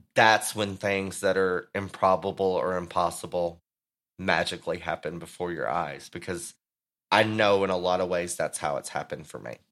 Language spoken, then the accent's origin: English; Texas, United States; my home state